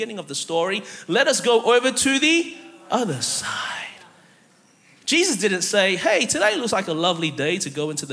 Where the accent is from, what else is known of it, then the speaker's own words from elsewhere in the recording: Melbourne, Victoria, Australia; moved away as an adult; now in United States; I'm actually from Melbourne, Australia originally